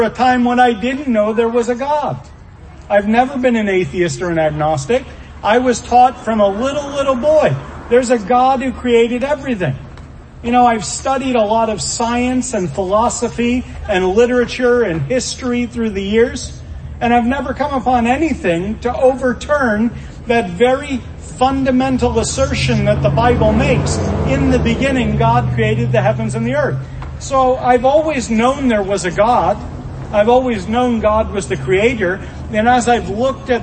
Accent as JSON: {"language": "English", "town": "Birdsboro", "region": "Pennsylvania", "country": "United States", "said": "I'm from Pennsylvania, as they say, from the bustling metropolis of Birdsboro"}